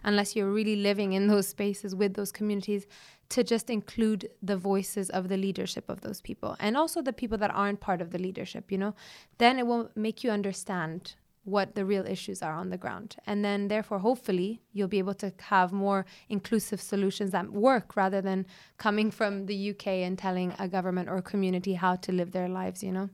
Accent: Ethiopia; My upbringing, my childhood growing up in Ethiopia in the wild

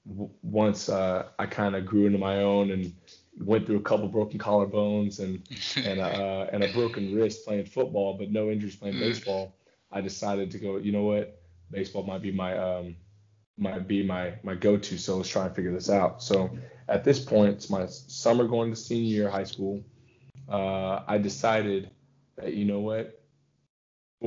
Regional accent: Texas, United States; I'm from Texas

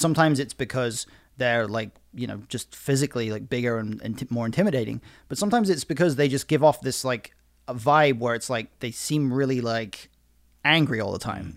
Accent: United Kingdom; I'm British

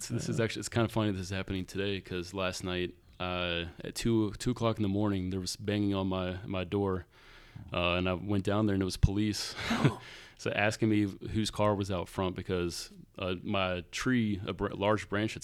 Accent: Rockingham County, Virginia, United States; now in Winchester, United States; where I'm from, Rockham County.

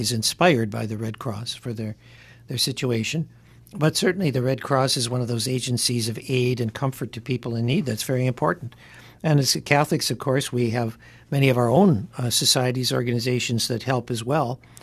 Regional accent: Detroit, Michigan, United States; now in Hartford, United States; when I was a kid growing up in Detroit

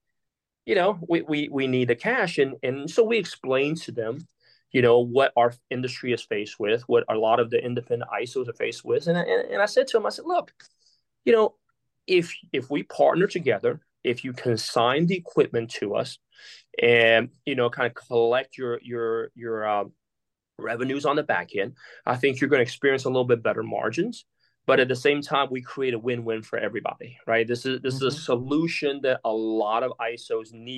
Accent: Taiwan; moved away; I'm from Taiwan

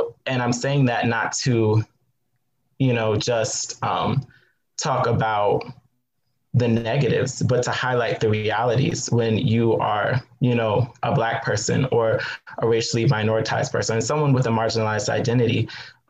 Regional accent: Southwest Virginia, United States; I grew up in Southwest Virginia in a predominantly white town.

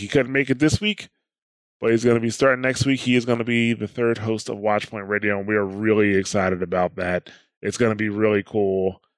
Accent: New Jersey, United States; I'm from New Jersey. That's just the way I talk

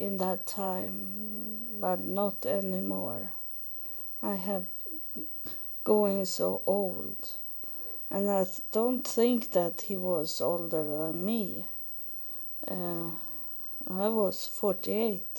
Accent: Sweden; English is a second language; moved away as an adult; now in United States; I come from Sweden

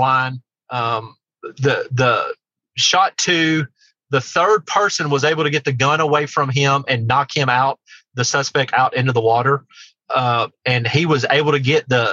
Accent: near Martin, Tennessee, United States; my hometown, just the town right next to mine in Martin

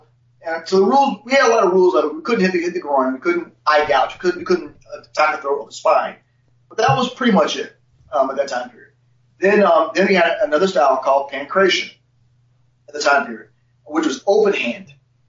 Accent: Ohio, United States; also born or lived in Cincinnati / Nashville; I'm from Ohio originally.

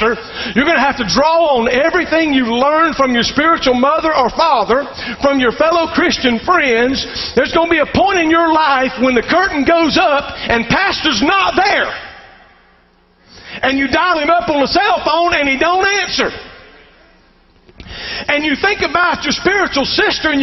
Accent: Columbus, Georgia, United States; I was raised in Columbus, Georgia

